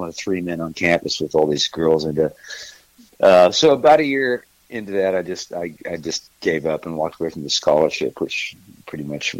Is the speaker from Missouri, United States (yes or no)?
yes; Missouri, United States; moved away as an adult; also born or lived in California / Texas; now in Nashville, United States; Well, originally I'm from Missouri, and I got out of there pretty much as quickly as I could